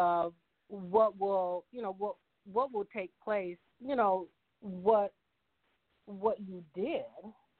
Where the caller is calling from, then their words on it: Ann Arbor, Michigan, United States; I'm actually calling from Michigan, from Ann Arbor